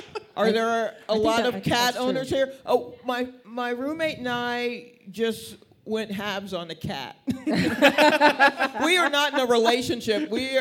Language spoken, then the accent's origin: English; Atlanta, Georgia, United States; moved away as an adult; also born or lived in Brooklyn, New York; now in New York, United States; I was born in Brooklyn. Yes, and then crack showed up, and so my family moved to Atlanta when I was like 8. So that's where most of my book learning's been.